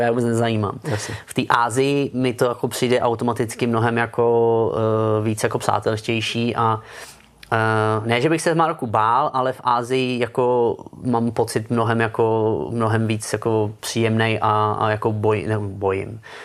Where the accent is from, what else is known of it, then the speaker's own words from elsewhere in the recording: Czechia; moved away as an adult; also born or lived in Germany / Gibraltar; když jsem odcházel z Česka